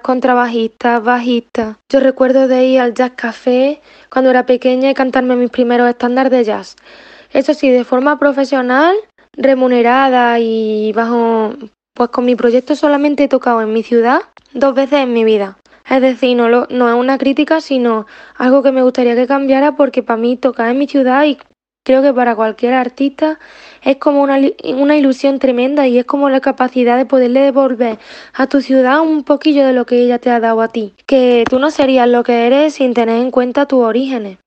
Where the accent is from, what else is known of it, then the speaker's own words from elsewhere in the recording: Pozoblanco, Andalusia, Spain; moved away as an adult; also born or lived in Barcelona; now in Madrid, Spain; yo soy de un pueblo, yo soy de Pozo Blanco